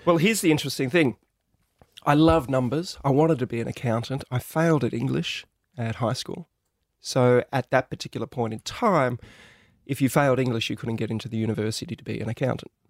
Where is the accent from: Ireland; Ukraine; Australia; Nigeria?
Australia; us growing up in Australia